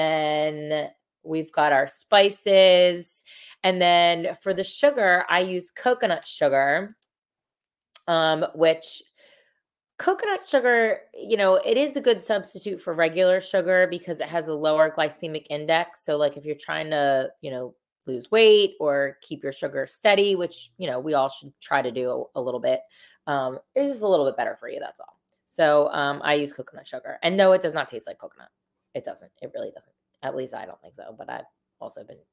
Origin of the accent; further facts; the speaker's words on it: Delaware, United States; I'm from Delaware